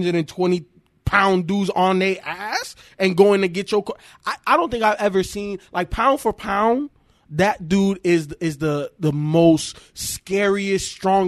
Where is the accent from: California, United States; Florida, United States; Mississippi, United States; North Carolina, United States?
Florida, United States; Miami; I grew up in Miami.